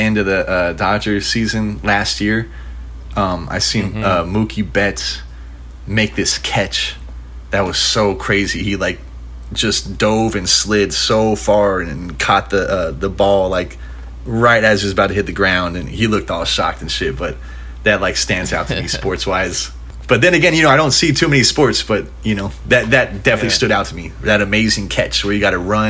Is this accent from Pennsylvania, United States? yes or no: no; Huntington Beach, California, United States; So I grew up in Huntington Beach, California